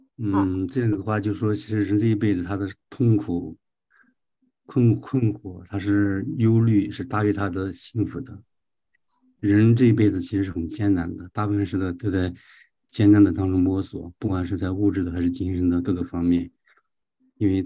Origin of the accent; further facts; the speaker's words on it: China; 哦，我我我们我们中国人有一句话叫“人生不满百，常怀千岁忧”。